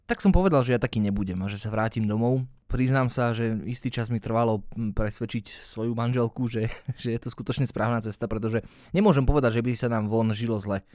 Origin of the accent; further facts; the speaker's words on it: Slovakia; moved away as an adult; also born or lived in England; sme sa rozhodli vrátiť sa naspäť na Slovensko